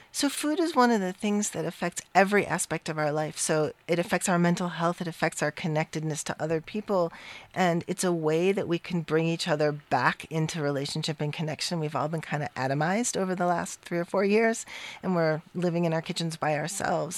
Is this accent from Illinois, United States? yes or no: no; Cleveland, Ohio, United States; the sort of Jewish community I grew up with in Cleveland